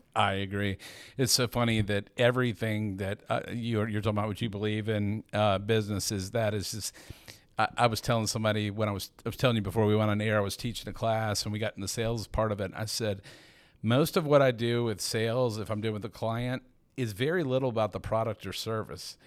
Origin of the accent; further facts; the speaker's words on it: Atlanta, Georgia, United States; I'm a native, I'm actually from Atlanta